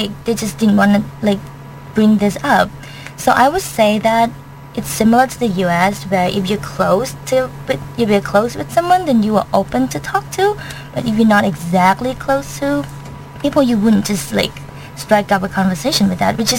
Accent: Bangkok, Thailand; English is a second language; moved away as an adult; I'm from Bangkok, people in Bangkok would be... would be very pretty open

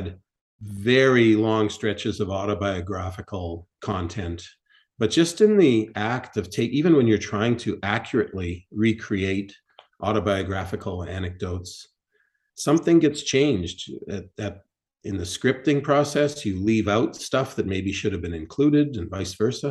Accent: Winnipeg, Manitoba, Canada; my hometown of Winnipeg

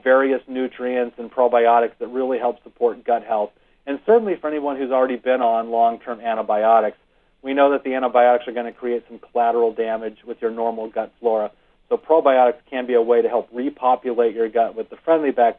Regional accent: Rancho Cucamonga, California, United States; I grew up in Rancho Cucamonga, which is not far from Irvine

